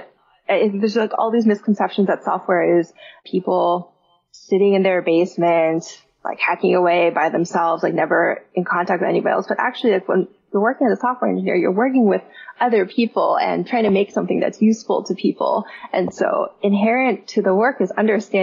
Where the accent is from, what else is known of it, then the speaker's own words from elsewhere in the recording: Mountain View, California, United States; I grew up in the Bay Area, which is home of all of these different software companies. Like, my high school was in Mountain View